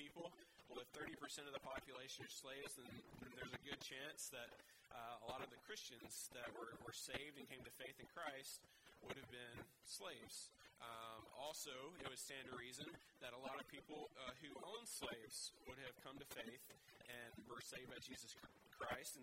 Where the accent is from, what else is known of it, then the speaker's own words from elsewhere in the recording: the South, United States; moved away; I grew up in the South in the States